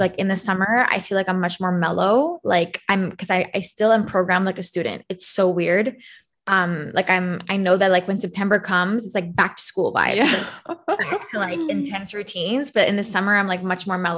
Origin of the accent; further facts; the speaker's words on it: Canada; I'm not American, but I'm Canadian